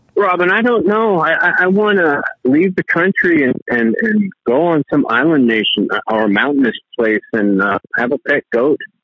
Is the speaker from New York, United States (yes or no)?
yes; New York, United States; also born or lived in Miami; I was raised in New York